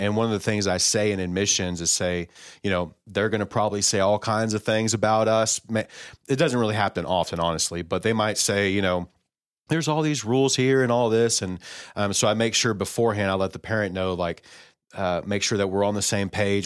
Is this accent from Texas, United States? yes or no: yes; College Station, Texas, United States; I was born in Bryan College Station, uh, Texas, uh, Houston area